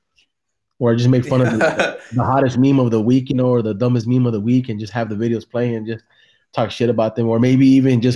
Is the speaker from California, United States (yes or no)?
yes; San Jose, California, United States; now in Salinas, United States; I'm originally from San Jose